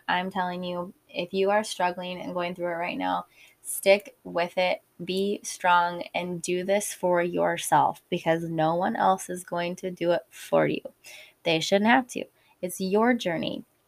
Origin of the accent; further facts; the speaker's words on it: Illinois, United States; I'm from the Midwest in Illinois